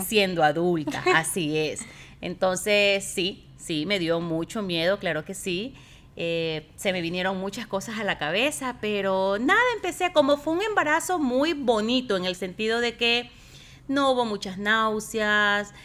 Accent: Ecuador; moved away as an adult; yo tenía en Ecuador un muy buen trabajo

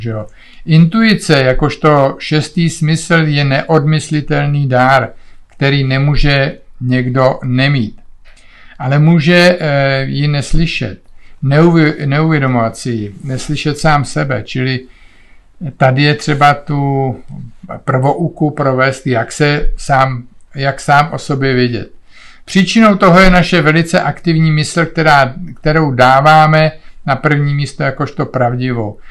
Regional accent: Czechia; moved away as an adult; also born or lived in Olomouc / Canada; jsme Češi

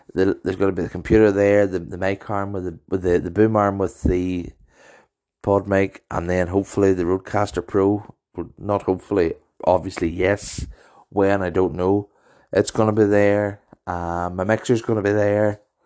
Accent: Maghera, Northern Ireland, United Kingdom; also born or lived in Ballymoney; my home town of Magerfeld

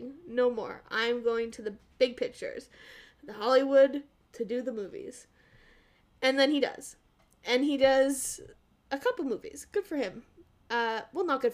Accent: Canada; I'm Canadian

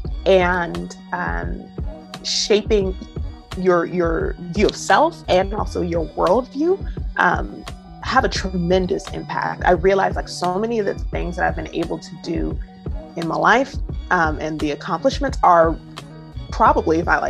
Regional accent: Prince George's County, Maryland, United States; now in Brooklyn, United States; I am from the DC area, more specifically Prince George's County, Maryland.

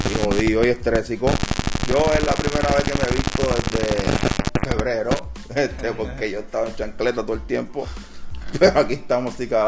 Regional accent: Puerto Rico; now in Philadelphia, United States; yo digo que lo que jode a nosotros como boricuas que estamos aquí en el Philly sabemos que no cooperamos entre nosotros mismos

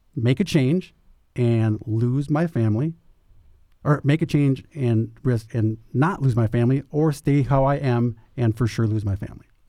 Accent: Minnesota, United States; moved away as an adult; now in Phoenix, United States; I'm from Minnesota

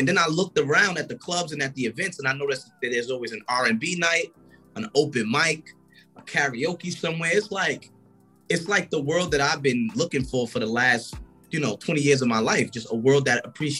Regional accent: New York City, New York, United States; I'm from New York City, Brooklyn, to be exact. I grew up singing with my family in a church, pretty much just being in a choir, a tenor, just the whole gospel background.

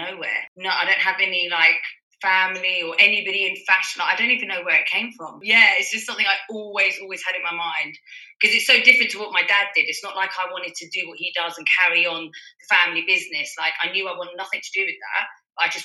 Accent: London, United Kingdom; I'm Iranian and I was born in London.

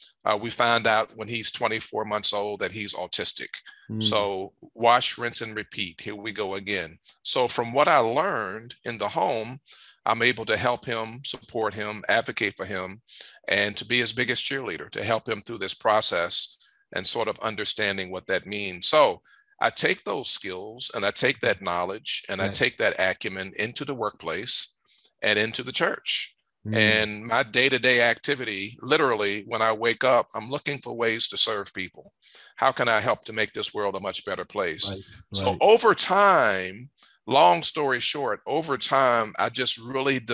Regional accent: Richmond, Virginia, United States; moved away; I'm from Richmond, Virginia. That's my hometown

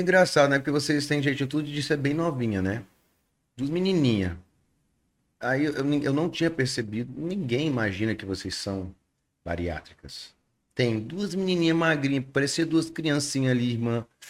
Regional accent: Vilhena, Rondônia, Brazil; now in Manaus, Brazil; eu sou natural de Vilhena, estado de Rondônia

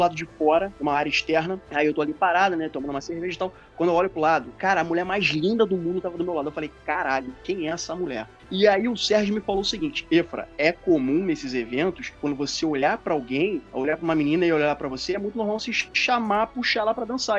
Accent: Rio de Janeiro, Brazil; eu sou do Rio de Janeiro

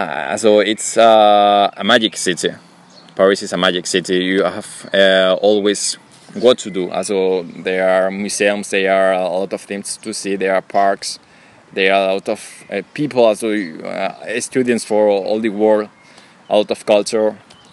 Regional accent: Spain; English is a second language; And when you come from another countries, for example, I come from Spain, you from Russian, we have a difference.

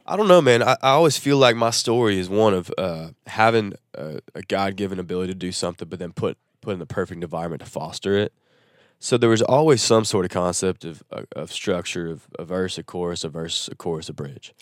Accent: Nashville, Tennessee, United States; also born or lived in Chattanooga, Tennessee; growing up in Nashville

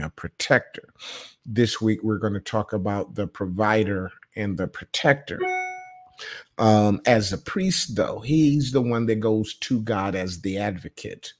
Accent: Michigan, United States; also born or lived in Ohio / New York; now in North Carolina, United States; I grew up in Michigan, I went to Ohio, I went to New York.

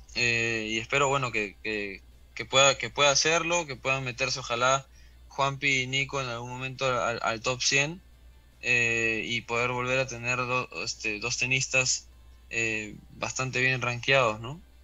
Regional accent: Peru; como peruanos

